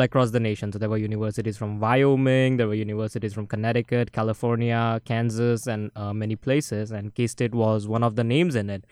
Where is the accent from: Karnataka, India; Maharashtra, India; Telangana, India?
Maharashtra, India; now in Manhattan, United States; it has the second longest river in India originating in my hometown